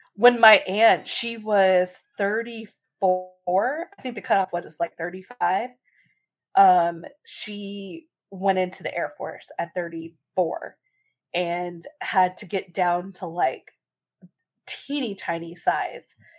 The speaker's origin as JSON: {"language": "English", "region": "Texas", "country": "United States", "said": "we are from Texas."}